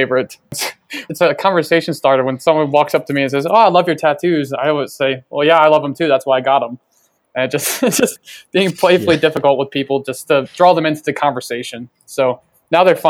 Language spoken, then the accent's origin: English; Baltimore, Maryland, United States; I'm from Baltimore